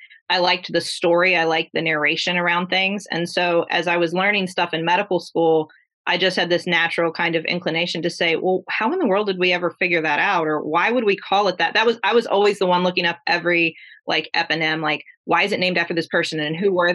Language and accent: English; Huntington, West Virginia, United States; We grew up together. So we're from Huntington, West Virginia. We grew up here